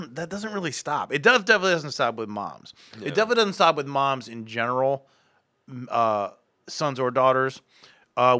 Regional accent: Akron, Ohio, United States; I'm from Akron

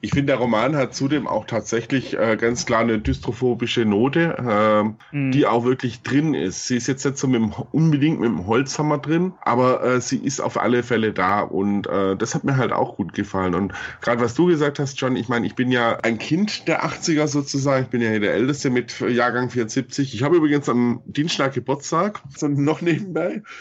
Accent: Baden-Württemberg, Germany; now in Munich, Germany; ich komme aus Baden-Württemberg, da lege ich schon Wert drauf.

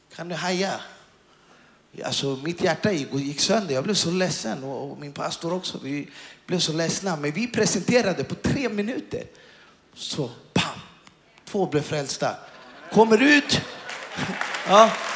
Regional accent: Stockholm, Stockholm County, Sweden; Och jag kommer från Stockholm. Och jag är uppväxt och jag har zigzackat miljonprogrammen och, och, i Stockholm.

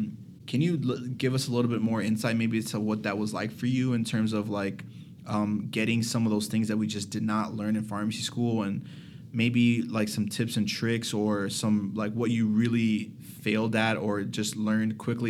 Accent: Miami, Florida, United States; also born or lived in New Brunswick, New Jersey; But I moved to Miami when I was one, so I have zero recollection of like what New Jersey's like. But I tell people, yeah, I'm from Jersey.

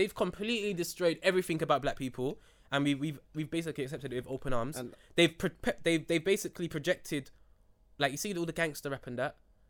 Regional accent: London, United Kingdom; I'm from Ferry Lane.

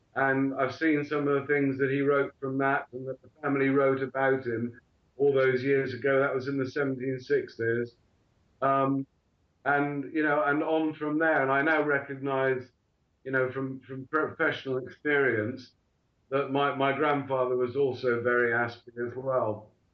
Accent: Bristol, South West England, United Kingdom; also born or lived in Portsmouth; I was born in Bristol in the southwest of England and educated at Wellsway School

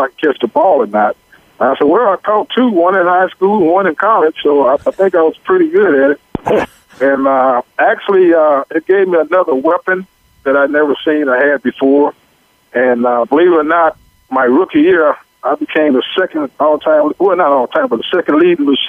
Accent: Hooks, Texas, United States; also born or lived in St. Louis, Missouri; I'm from St. Louis, Missouri by birth, but I was raised in Texas by my grandparents in Hooks, Texas, which is east of Dallas

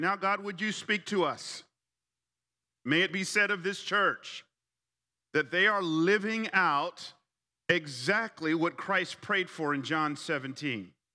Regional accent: Atlanta, Georgia, United States; also born or lived in College Park, Georgia / Fairburn, Georgia; I grew up in Atlanta. I, I grew up on the South Side. Uh, we started off in College Park.

